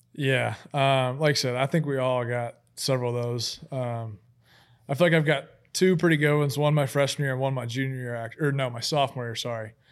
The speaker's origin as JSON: {"language": "English", "town": "Huntsville", "region": "Alabama", "country": "United States", "tie": "born or raised there", "said": "I grew up in Huntsville, Alabama"}